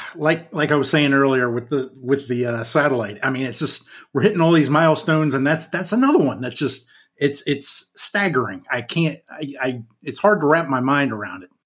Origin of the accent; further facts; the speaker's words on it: Croom, Maryland, United States; I'm coming from the metropolis of Croom, Maryland